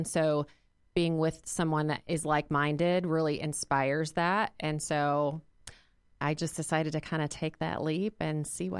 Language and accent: English; Arkansas, United States; now in Indianapolis, United States; I am not originally from Indianapolis. I've been here 23 years, moved here from Arkansas, so I'm a Razorback fan.